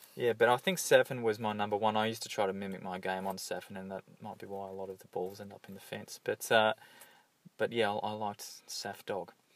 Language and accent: English; Hawthorn, Victoria, Australia; I grew up in Hawthorn, and uh, it was generally a pretty uh, enjoyable childhood